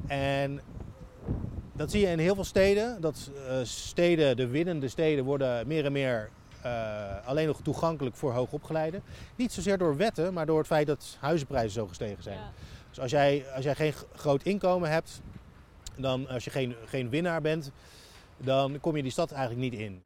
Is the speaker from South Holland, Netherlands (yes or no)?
yes; Rotterdam, South Holland, Netherlands; moved away as an adult; also born or lived in Leiden / Amsterdam / The Hague / United States; ik ben hier opgegroeid en geboren en getogen in Rotterdam Overschie